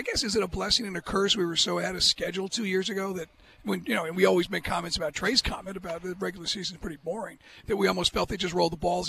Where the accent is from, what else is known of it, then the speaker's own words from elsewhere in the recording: Ireland; As an Irish guy, you know, we all have our dreams.